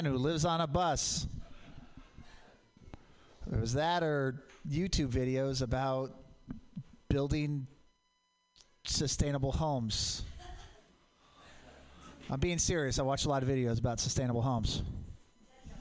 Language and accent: English; Portland, Oregon, United States; I grew up in Portland.